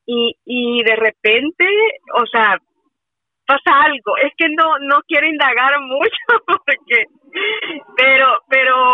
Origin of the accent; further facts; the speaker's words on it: Mexico; Yo, de México.